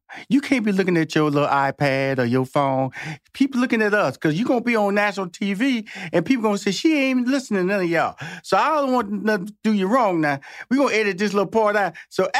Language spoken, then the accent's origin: English; Houston, Texas, United States; I'm from Houston, Texas. So I claim all parts. So you have to go through East Texas to get to my hometown of Houston, Texas.